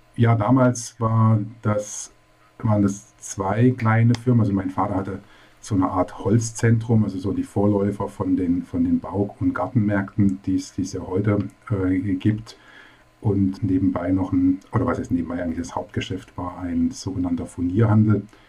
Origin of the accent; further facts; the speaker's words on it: Baden-Baden, Baden-Württemberg, Germany; also born or lived in Karlsruhe / Rastatt; Also ich bin in Karlsruhe geboren, habe auch die ersten beiden Lebensjahre in Karlsruhe verbracht. Dann sind meine Eltern nach Baden-Baden gezogen. Dort bin ich zehn Jahre aufgewachsen